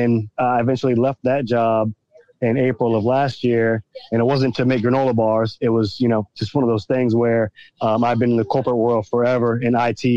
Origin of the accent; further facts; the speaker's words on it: Virginia Beach, Virginia, United States; I'm from Virginia Beach, Virginia